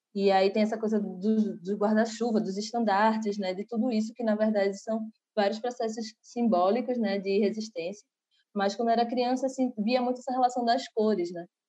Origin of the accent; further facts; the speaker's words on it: Recife, Pernambuco, Brazil; Eu sou aqui de Recife, né? E aí, é, desde criança, frequento com minha família vários maracatus